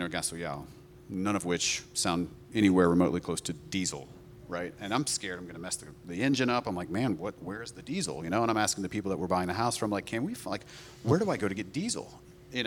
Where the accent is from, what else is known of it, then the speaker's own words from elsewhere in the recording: North Carolina, United States; moved away as an adult; now in Portugal; we're from North Carolina